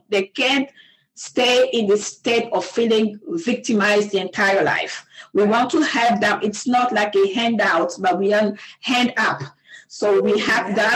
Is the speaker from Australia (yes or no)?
no; DR Congo; English is a second language; moved away as an adult; I was born and raised in Congo. I left my country um, in 2003. In 2003, and uh, in that right after I finished college, I went to the in the eastern part of my country